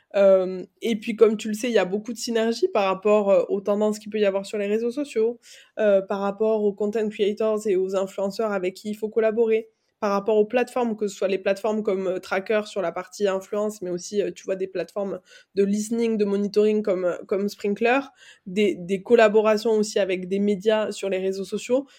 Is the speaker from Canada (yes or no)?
no; Aveyron, Occitania, France; moved away as an adult; also born or lived in Toulouse / Dublin / Barcelona; now in Paris, France; j'ai grandi en Aveyron, j'ai étudié à Toulouse, à Dublin, à Barcelone